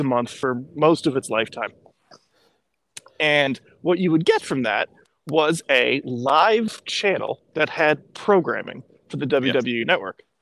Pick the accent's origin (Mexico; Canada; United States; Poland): Canada; as a Canadian